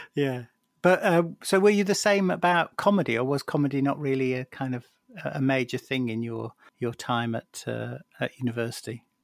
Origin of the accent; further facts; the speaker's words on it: Lancashire, North West England, United Kingdom; I was born in Lancashire